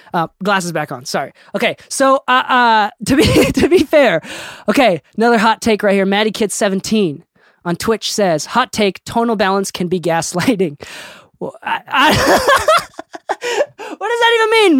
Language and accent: English; Okinawa, Japan; I'm from Okinawa